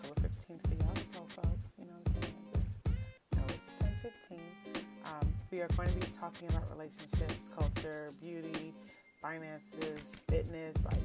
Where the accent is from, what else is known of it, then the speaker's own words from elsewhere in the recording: Jamaica; accent: Jamaican; I am definitely Jamaican, so you'll hear a little bit of accent every once in a while.